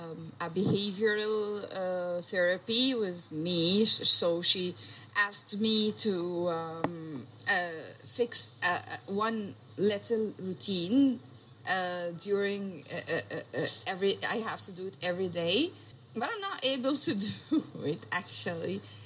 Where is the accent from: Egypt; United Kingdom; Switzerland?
Egypt; I have a question about therapy because I am from Egypt